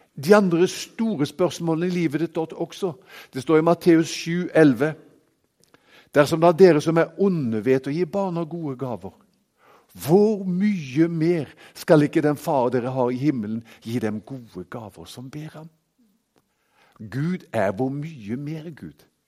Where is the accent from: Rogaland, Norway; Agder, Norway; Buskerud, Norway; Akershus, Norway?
Rogaland, Norway; Haugesund; now in Kristiansand, Norway; Jeg er jo fra Haugesund opprinnelig, men bor jo i Kristiansand og har bodd der i 20 år nå.